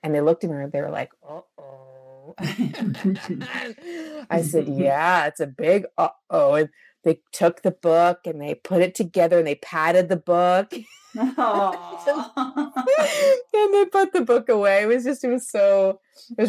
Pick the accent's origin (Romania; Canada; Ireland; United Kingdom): Canada; I'm a Canadian.